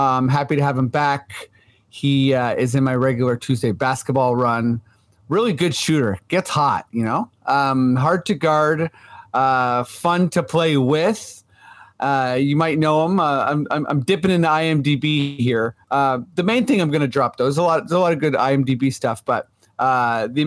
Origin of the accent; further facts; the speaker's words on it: Canada; also born or lived in Toronto; We are Canadian